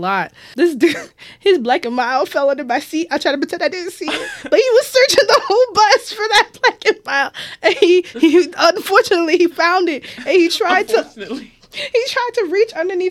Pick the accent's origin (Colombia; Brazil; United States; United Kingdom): United States; Woodlawn, Maryland; also born or lived in Baltimore; I live in Baltimore my whole life. I like to say I'm from the city. I'm from Baltimore.